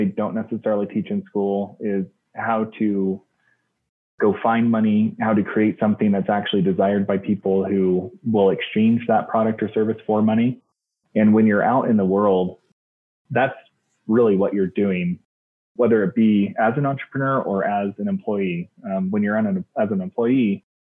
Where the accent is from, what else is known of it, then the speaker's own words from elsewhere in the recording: Salt Lake City, Utah, United States; I am from Salt Lake City, Utah